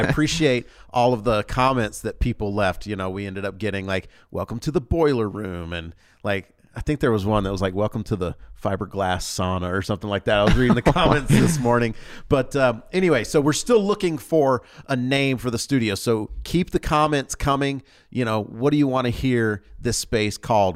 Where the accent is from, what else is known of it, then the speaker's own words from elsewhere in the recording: North Georgia, United States; also born or lived in Louisiana / Mississippi; now in Utah, United States; I grew up in North Georgia